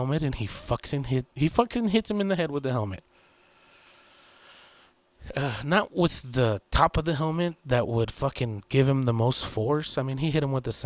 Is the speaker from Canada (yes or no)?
no; Texas, United States; I'm from Texas.